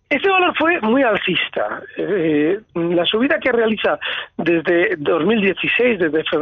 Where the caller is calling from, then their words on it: Valencia, Valencian Community, Spain; Hola, buenos días. … de Valencia.